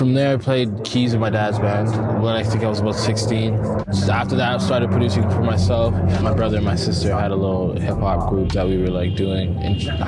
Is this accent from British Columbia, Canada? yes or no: yes; Vancouver, British Columbia, Canada; also born or lived in Montreal; now in Calgary, Canada; I'm born in Calgary, somewhat raised in Calgary. I grew up in Vancouver and Montreal, and then came back here. So Calgary's always been home.